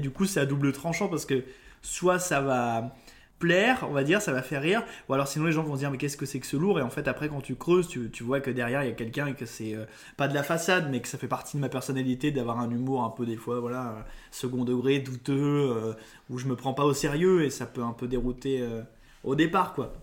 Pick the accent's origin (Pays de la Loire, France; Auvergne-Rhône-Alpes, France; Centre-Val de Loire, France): Auvergne-Rhône-Alpes, France; Lyon; moved away; je suis de Lyon au départ. Je suis un Lyonnais.